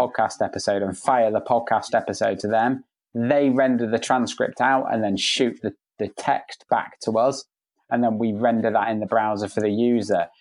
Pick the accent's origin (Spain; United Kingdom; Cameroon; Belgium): Spain; moved away; I grew up in Spain, so I, my Spanish is fluent